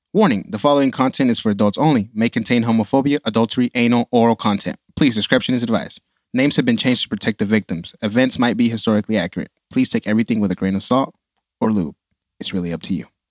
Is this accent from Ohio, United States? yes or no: no; Dallas, Texas, United States; I grew up in East Dallas